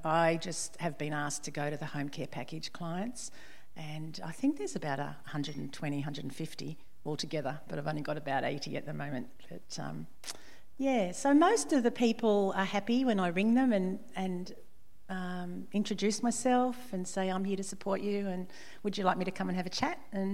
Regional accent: Sydney, New South Wales, Australia; moved away as an adult; also born or lived in Parramatta / Lennox Head; originally I was born in Parramatta, down in Sydney, from Sydney originally, and grew up, my parents built a house at Forestville on the northern beaches in Sydney, and I grew up there

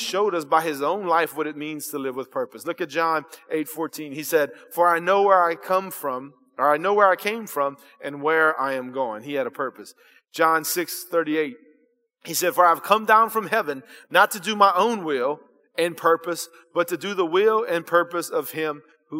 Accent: South Louisiana, United States; I was born here in South Louisiana

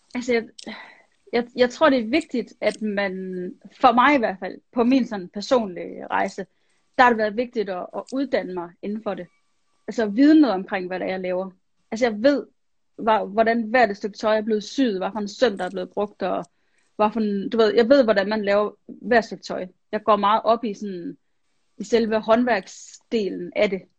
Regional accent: Vejle, Southern Denmark, Denmark; jeg voksede op i Vejle, i Jylland

